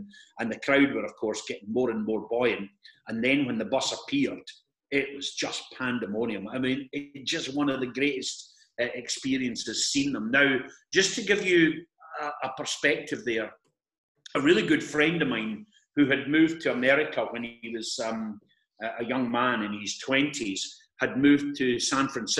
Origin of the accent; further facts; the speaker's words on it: Perth, Scotland, United Kingdom; I'm a Perth boy